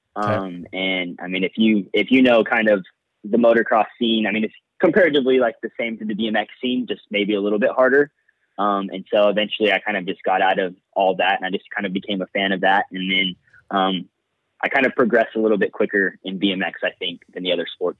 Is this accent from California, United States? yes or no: yes; Bakersfield, California, United States; I'm originally from Bakersfield, California